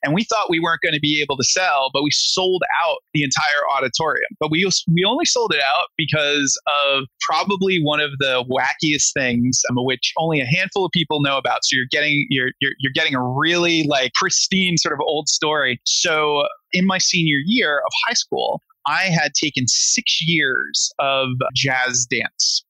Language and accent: English; Rhode Island, United States; moved away as an adult; now in New York, United States